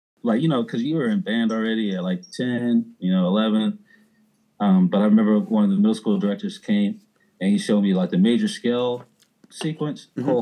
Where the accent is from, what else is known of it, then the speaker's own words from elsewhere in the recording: Houston, Texas, United States; first language American Sign Language; English is a second language; moved away as an adult; also born or lived in Humble, Texas / New Orleans; I grew up in Houston, Texas. I was born in a place called Humble. Spent right outside of Houston. Spent most of my adolescence in a smaller part of Houston called Greens Point.